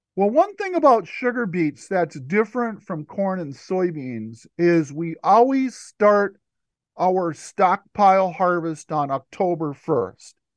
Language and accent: English; Stearns County, Minnesota, United States; I'm a Minnesota native. I grew up in Stearns County, Minnesota